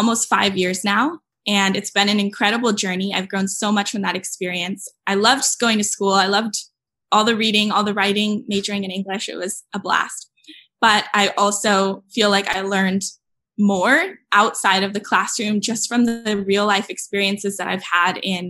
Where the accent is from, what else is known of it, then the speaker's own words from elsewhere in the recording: San Diego, California, United States; moved away as an adult; now in Berkeley, United States; I'm from San Diego, but now I live in Berkeley